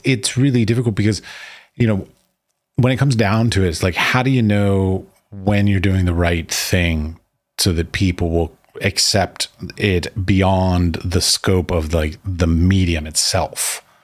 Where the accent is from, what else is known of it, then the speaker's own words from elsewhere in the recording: United States; moved away as an adult; also born or lived in Middle East; now in Prague, Czech Republic; I was raised and taught in the United States.